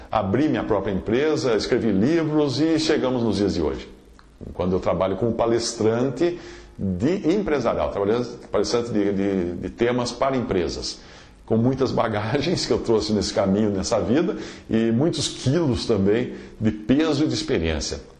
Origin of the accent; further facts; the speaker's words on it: Limeira, São Paulo, Brazil; moved away as an adult; also born or lived in Alto Paraíso de Goiás, Brazil; nós decidimos voltar e recomeçar a vida em Limeira, que é a minha cidade natal, eh, com um escritório de arquitetura que durou uns dois anos aqui em Limeira. E depois nos mudamos para São Paulo por necessidade de emprego